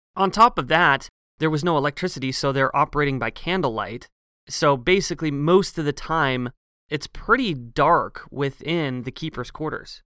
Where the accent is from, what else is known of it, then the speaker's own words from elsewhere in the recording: Pacific Northwest, United States; Growing up in the Pacific Northwest